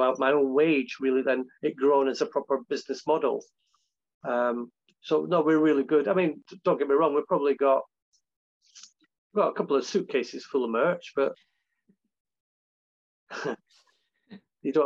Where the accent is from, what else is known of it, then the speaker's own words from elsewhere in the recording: Scotland, United Kingdom; I'm Scottish